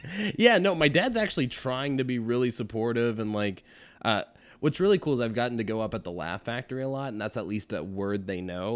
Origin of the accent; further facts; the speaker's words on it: Midland, Texas, United States; moved away as an adult; also born or lived in Lubbock, Texas; now in Chicago, United States; So Midland, Texas is where I grew up